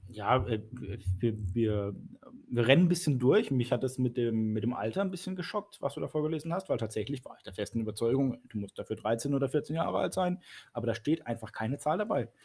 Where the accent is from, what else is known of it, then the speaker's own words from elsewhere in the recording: Baden-Baden, Baden-Württemberg, Germany; moved away as an adult; now in Karlsruhe, Germany; Ich bin gebürtig aus Baden-Baden, bin aber jetzt in der Gemeinde Karlsruhe-Weierfeld schon seit fünf Jahren